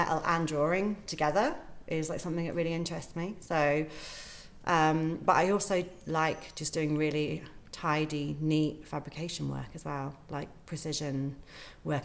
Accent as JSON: {"language": "English", "town": "Great Witchingham", "region": "East of England", "country": "United Kingdom", "tie": "born or raised there", "also_born_or_lived": "Bristol", "moved": "yes", "lives_now": "Radstock, United Kingdom", "said": "I'm from Norfolk. I'm a Norfolk girl."}